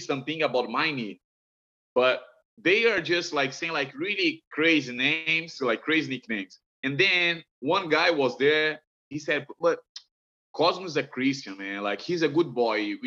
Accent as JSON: {"language": "English", "country": "Brazil", "tie": "born or raised there", "moved": "yes", "said": "I'm from Brazil"}